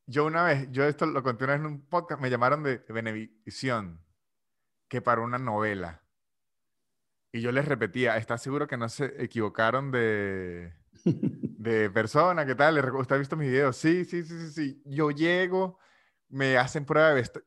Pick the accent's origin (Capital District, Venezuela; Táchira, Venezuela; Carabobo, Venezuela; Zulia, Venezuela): Táchira, Venezuela; San Cristóbal; now in Argentina; yo que soy de San de Cristóbal